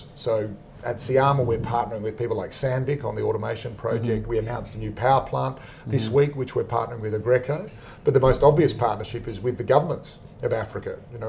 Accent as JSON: {"language": "English", "town": "Perth", "region": "Western Australia", "country": "Australia", "said": "No, I'm from Perth."}